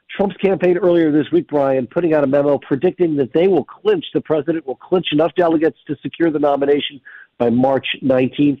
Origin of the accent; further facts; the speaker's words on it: New Hampshire, United States; My home state of New Hampshire